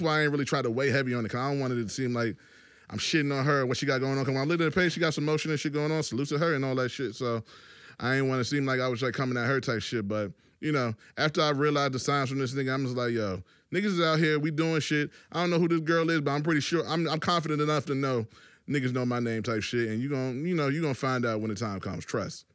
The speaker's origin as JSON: {"language": "English", "region": "Virginia", "country": "United States", "also_born_or_lived": "New York", "said": "I'm from Virginia"}